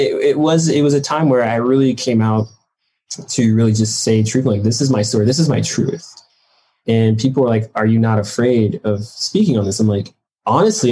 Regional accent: Detroit, Michigan, United States; I grew up in Detroit

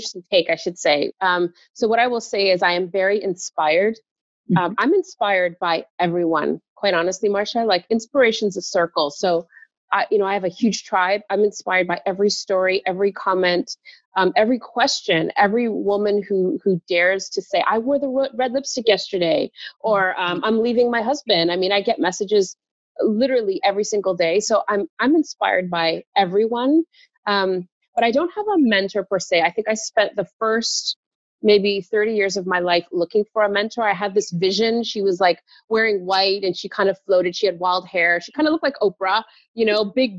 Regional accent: Toronto, Ontario, Canada; Toronto, Canada. Born and raised

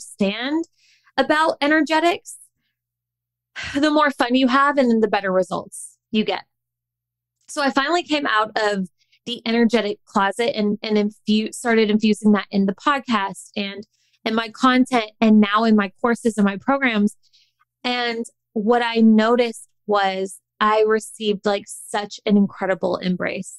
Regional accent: the South, United States; I grew up in the South

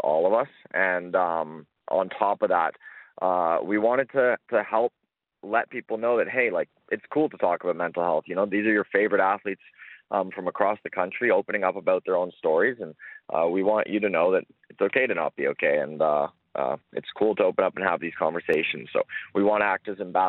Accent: Toronto, Ontario, Canada; moved away as an adult; now in Calgary, Canada; I moved to Calgary in 2015 from Toronto, so I'm originally born and raised in Toronto

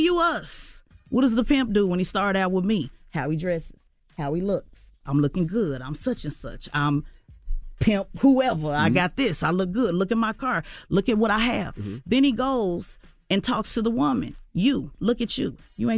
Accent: New Jersey, United States; I'm from Jersey.

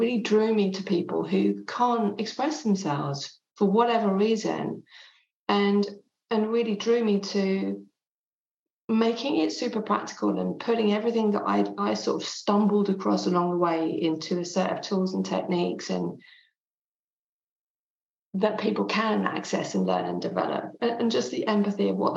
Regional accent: England, United Kingdom; first language French; English is a second language; my mum was Swiss French, she still is, and I grew up in England, but from the age of 0 to 5, I only spoke French.

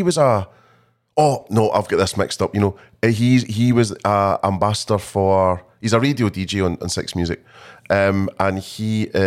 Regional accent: Scotland, United Kingdom; I'm not so good on being Scottish

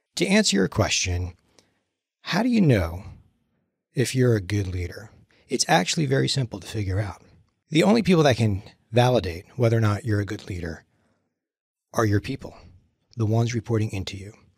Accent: New Jersey, United States; moved away; I grew up in Jersey

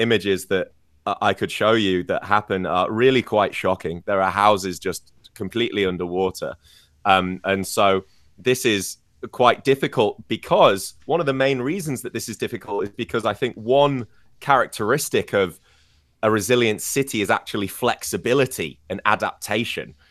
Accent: Scarborough, Yorkshire and the Humber, United Kingdom; moved away; the city of York, which is basically my hometown, or at least it's the biggest city closest to my home of Scarborough

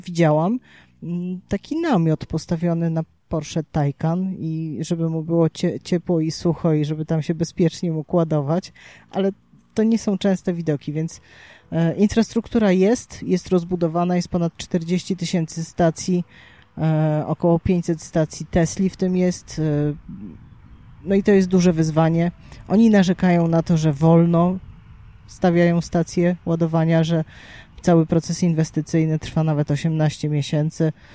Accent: Gdynia, Pomeranian Voivodeship, Poland; u nas w Gdyni

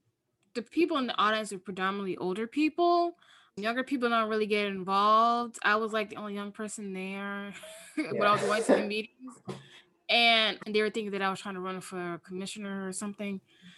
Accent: the South, United States; now in New York City, United States; growing up in the South, respect to your elders, and then you're like over your elders.

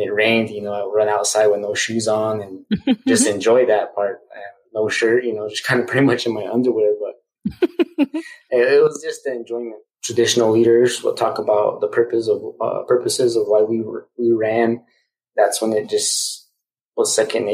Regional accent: Zia Pueblo, New Mexico, United States; I grew up on the Zia Pueblo Indian Reservation, was born and raised.

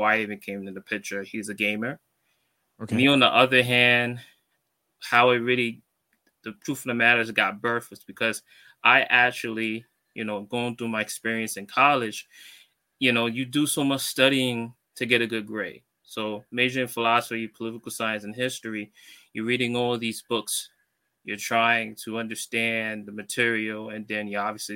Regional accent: New York City, New York, United States; I'm from Brooklyn, New York

